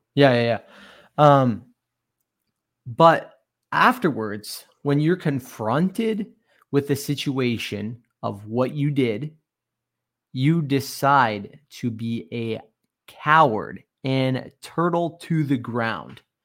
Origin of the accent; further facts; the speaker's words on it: Canada; growing up in Canada here